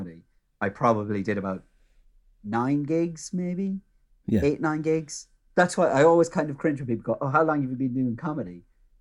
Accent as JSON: {"language": "English", "area": "Mayo", "region": "Connacht", "country": "Ireland", "also_born_or_lived": "Galway", "said": "I'm from Mayo"}